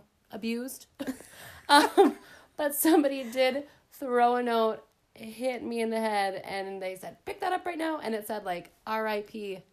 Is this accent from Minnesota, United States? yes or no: yes; Mounds View, Minnesota, United States; where I was raised was in Moundsview, which is definitely not small town. It's a suburb of Minneapolis. Actually, the house we grew up in was like a mile away from my grandma and grandpa's house where Dad grew up.